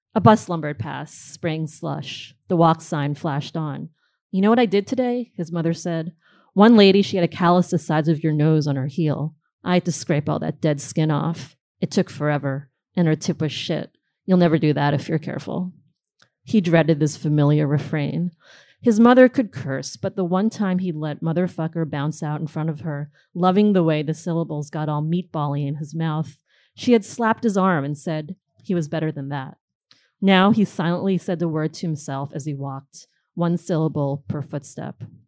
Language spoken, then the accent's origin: English; New Jersey, United States; moved away as an adult; also born or lived in Queens, New York; now in Brooklyn, United States; I grew up in New Jersey for the most part